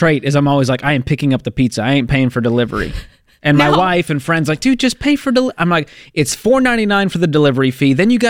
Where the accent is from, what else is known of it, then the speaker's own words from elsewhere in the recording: Boston, Massachusetts, United States; I'm from Boston.